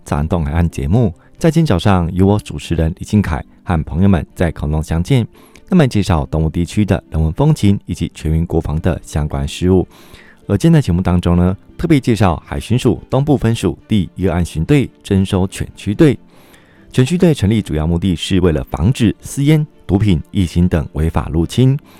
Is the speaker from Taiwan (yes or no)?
yes; Hualien County, Taiwan; 像我自己是华联人